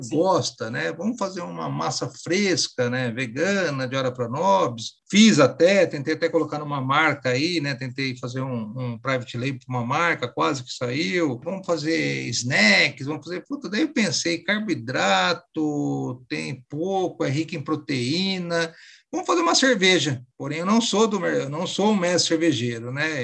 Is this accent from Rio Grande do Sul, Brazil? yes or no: no; Bauru, São Paulo, Brazil; na minha cidade mesmo, que eu sou de Bauru, né? Uma cidade de médio porte aqui no interior de São Paulo